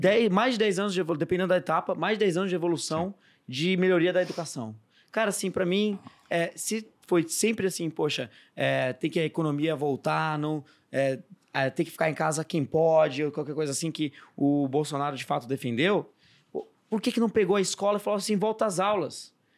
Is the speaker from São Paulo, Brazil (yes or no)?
yes; Bragança Paulista, São Paulo, Brazil; eu sou de Bragança Paulista, interior de São Paulo